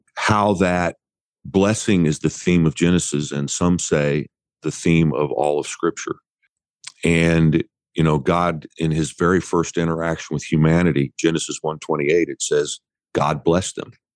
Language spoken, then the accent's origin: English; Indiana, United States; I grew up in Indiana